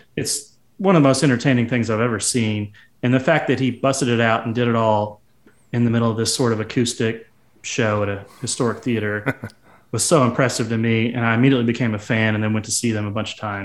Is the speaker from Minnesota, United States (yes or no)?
no; Nashville, Tennessee, United States; growing up in Nashville